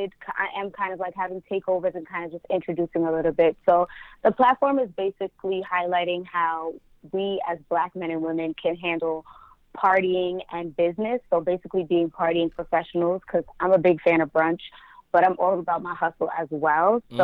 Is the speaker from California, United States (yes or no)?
no; Westchester, New York, United States; I'm from New York. I'm from Westchester